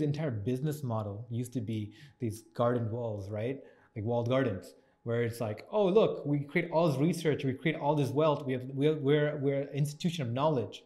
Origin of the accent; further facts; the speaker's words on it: Toronto, Ontario, Canada; I grew up in Scarborough